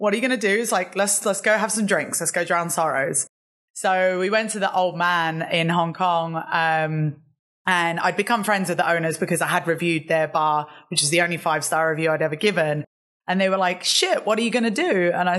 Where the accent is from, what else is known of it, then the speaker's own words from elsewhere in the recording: London, United Kingdom; I'm originally from London. My accent, although I probably sound British, it's a little bit mixed up now. But yeah, originally from London